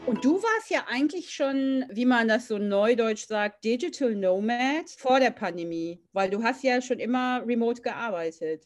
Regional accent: Germany; als Deutsche, die in Deutschland aufgewachsen sind

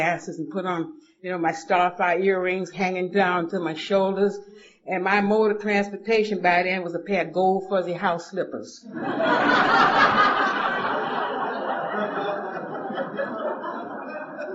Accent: Atlanta, Georgia, United States; moved away as an adult; also born or lived in Boston, Massachusetts; now in Los Angeles, United States; I grew up in Atlanta. I was born at Grady Hospital in Atlanta, Georgia

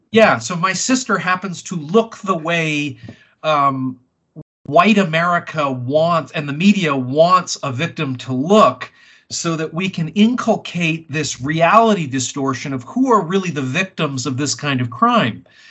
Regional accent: Vancouver, British Columbia, Canada; I grew up in Vancouver

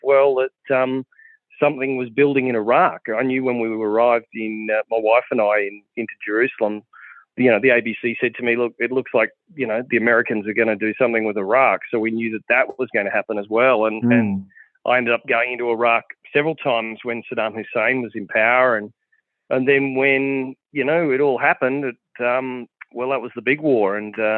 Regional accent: Western Darling Downs, Queensland, Australia; I grew up in the Western Darling Downs in Queensland

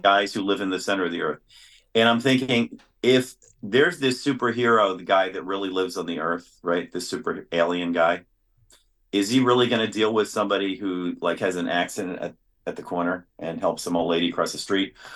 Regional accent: New York City, New York, United States; I grew up in New York City

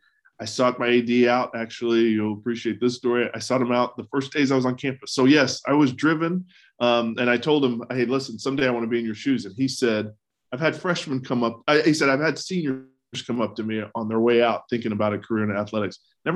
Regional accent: the South, United States; growing up in the South and going to school in the East, I had no idea where Butler was.

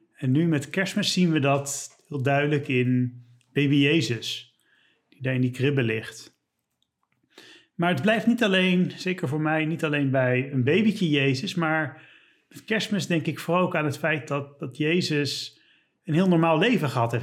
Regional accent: Leiden, South Holland, Netherlands; ik kom uit Leiden.

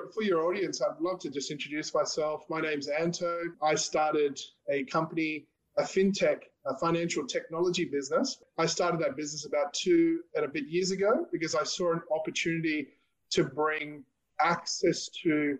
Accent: Australia; I was born in Australia, but my parents are of Indian background

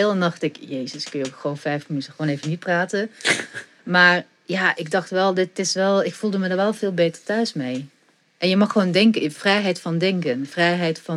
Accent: Ghent, Flanders, Belgium; now in Netherlands; Gent, ja, zeker. Ja, geboren en getogen.

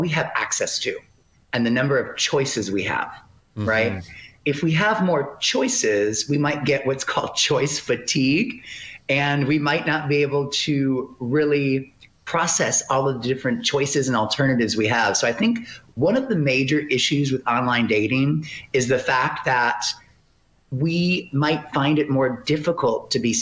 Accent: Detroit, Michigan, United States; moved away as an adult; also born or lived in Texas / Arizona; now in California, United States; I hail from Detroit, Michigan, the Metro Detroit area.

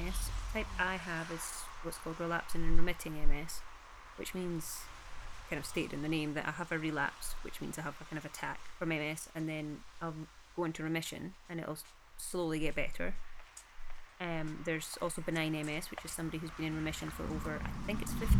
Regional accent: Peebles, Scotland, United Kingdom; I am originally from Peebles in the Scottish Borders

